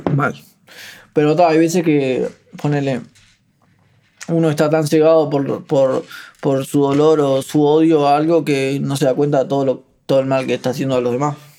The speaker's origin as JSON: {"language": "Spanish", "town": "Ciudad de la Costa", "region": "Canelones", "country": "Uruguay", "tie": "born or raised there", "also_born_or_lived": "Paso Carrasco", "said": "yo nací en Paso Carrasco y a los 4 o 5 años mi familia pateó una puerta en Lago Mar, que es ahí en Ciudad de la Costa"}